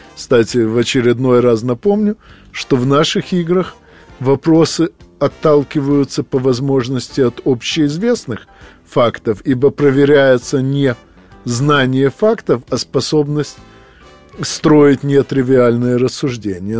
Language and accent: Russian; Odesa, Odesa Oblast, Ukraine; moved away; Я нахожусь в Одессе, поскольку 9 декабря мне исполнилось 60 лет, и эта приятная дата повлекла за собой множество разнообразных дел, которые надо проделать обязательно у себя на малой родине.